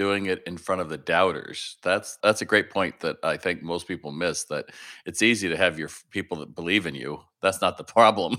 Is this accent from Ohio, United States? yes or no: yes; Toledo, Ohio, United States; You and I share the Buckeye State. I grew up in Toledo